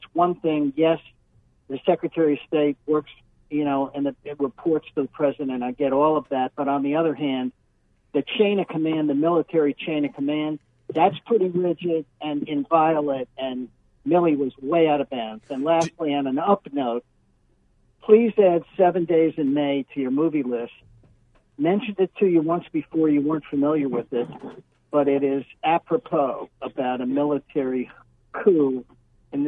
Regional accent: Miami, Florida, United States; I grew up in South Florida. Yep. In Miami in particular

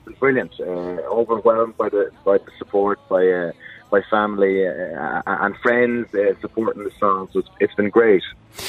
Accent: Galway, Connacht, Ireland; moved away; back in Galway, my hometown.

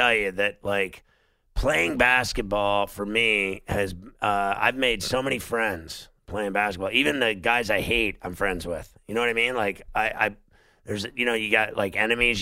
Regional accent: Pittsburgh, Pennsylvania, United States; I grew up in Pittsburgh

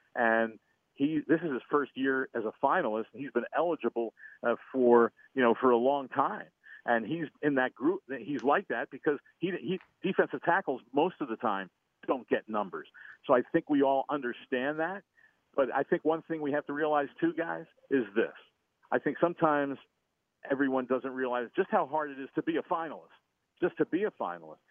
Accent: St. Louis, Missouri, United States; I'm from St. Louis

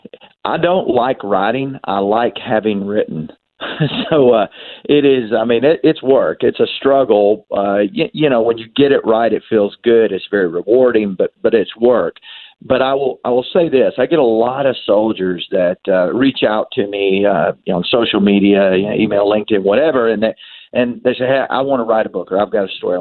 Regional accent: the South, United States; Southern Roots, which tells a story of growing up in the South.

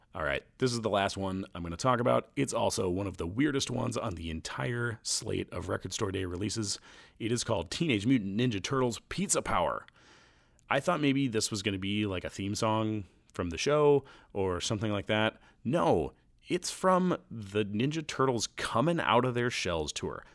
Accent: Nebraska, United States; my home state of Nebraska

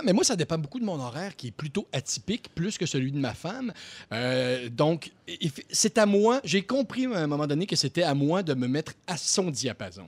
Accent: Quebec City, Quebec, Canada; je viens de Québec.

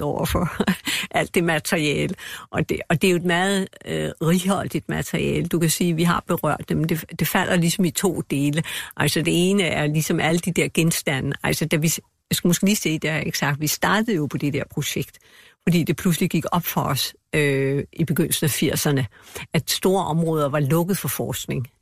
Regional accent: Denmark

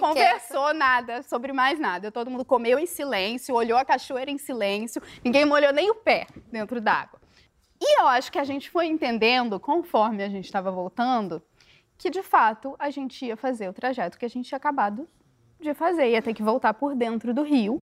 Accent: Corupá, Santa Catarina, Brazil; now in Rio de Janeiro, Brazil; Eu sou do interior de Santa Catarina, uma cidade muito pequena, que tem muitas cachoeiras, mais de 170 cachoeiras

